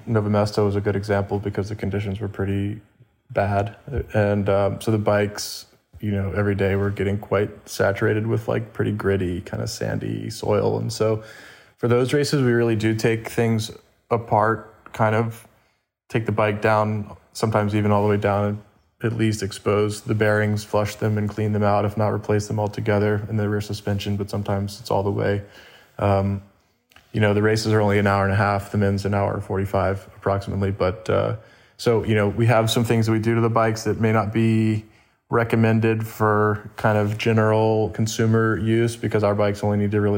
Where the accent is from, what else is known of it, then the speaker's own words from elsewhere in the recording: Winston-Salem, North Carolina, United States; now in Carmel Valley, United States; I got started working in a bike shop in my hometown in Winston-Salem, North Carolina